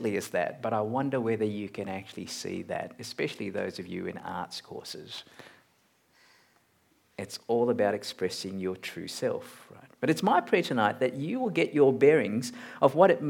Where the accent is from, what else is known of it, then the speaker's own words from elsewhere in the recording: Malaysia; now in Australia; I'm a Malaysian-born Chinese-Australian